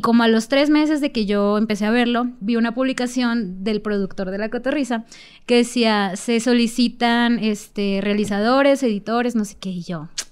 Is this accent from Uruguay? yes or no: no; Sinaloa, Mexico; moved away; yo vengo de Sinaloa. Yo trabajaba en Culiacán